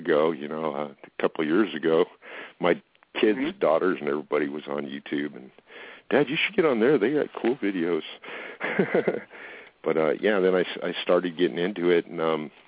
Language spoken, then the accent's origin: English; Fountain Valley, California, United States; moved away; I grew up in Fountain Valley